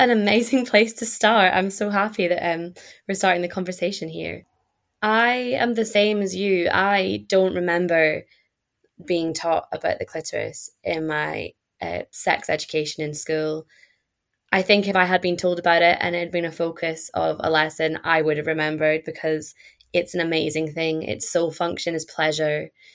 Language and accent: English; Perth, Scotland, United Kingdom; moved away as an adult; also born or lived in Glasgow; now in Bath, United Kingdom; I am from Scotland, uh, from a town called Perth, and I studied in Glasgow